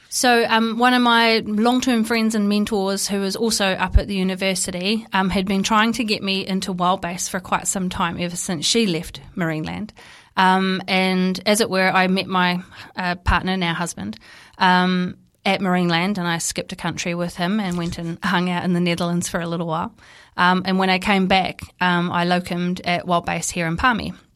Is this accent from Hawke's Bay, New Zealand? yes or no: yes; Napier, Hawke's Bay, New Zealand; I grew up in Napier